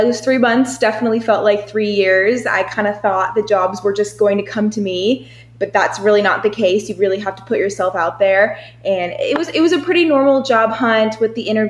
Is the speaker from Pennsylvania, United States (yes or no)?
no; Gilbert, Arizona, United States; now in Tempe, United States; I'm here from Gilbert, Arizona. I currently live in Tempe.